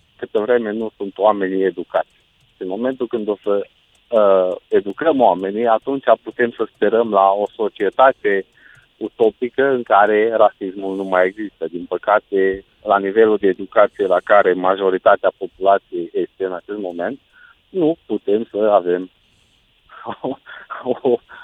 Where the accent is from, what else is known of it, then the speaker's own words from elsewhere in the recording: Romania; Noi ca și români, noi ca și români